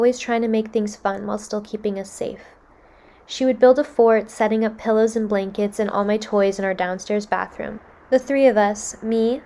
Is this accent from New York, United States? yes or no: no; South Florida, United States; Growing up in South Florida, I have a lot of memories of hurricanes